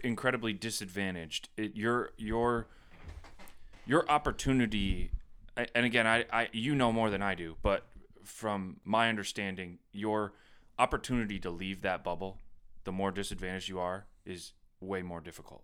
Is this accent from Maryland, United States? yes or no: no; Plattsburgh, New York, United States; growing up in Plattsburgh